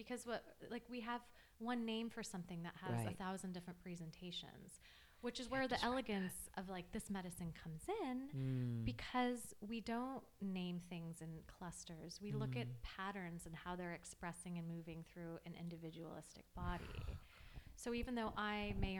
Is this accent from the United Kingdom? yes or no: no; Los Angeles, California, United States; I grew up in Los Angeles